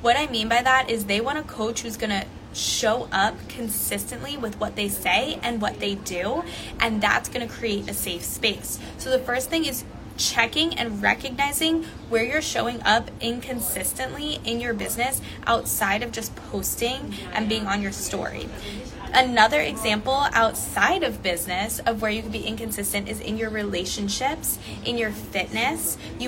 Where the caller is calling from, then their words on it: New Zealand; Hello, hello. I am coming here from New Zealand.